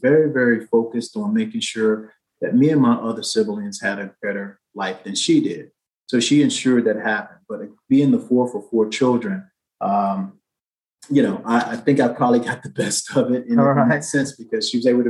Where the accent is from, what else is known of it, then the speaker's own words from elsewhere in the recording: Columbia, South Carolina, United States; So I was born in Columbia, South Carolina, and that's in the South, obviously, you're in the UK. And I was born in 1963.